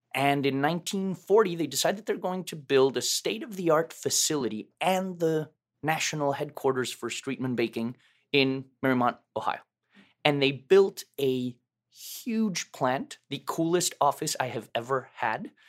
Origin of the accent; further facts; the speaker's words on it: Mexico City, Mexico; moved away; I was born and raised in Mexico City